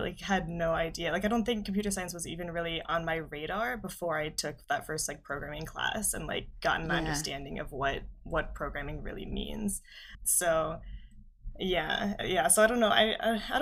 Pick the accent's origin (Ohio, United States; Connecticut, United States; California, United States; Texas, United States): Ohio, United States; Southern; I'm from Southern Ohio, so I went to a small high school in Southern Ohio.